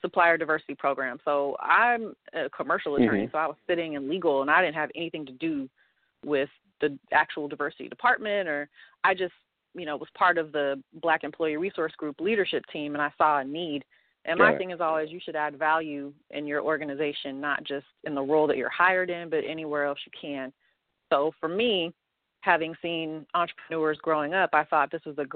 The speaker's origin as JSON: {"language": "English", "town": "Oakland", "region": "California", "country": "United States", "tie": "born or raised there", "said": "I spent half my time growing up in East Oakland"}